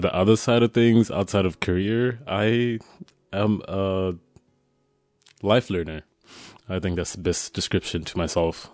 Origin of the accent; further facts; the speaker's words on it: Zimbabwe; moved away as an adult; now in Poland; I'm from Zimbabwe, uh, and I came to Poland to study initially.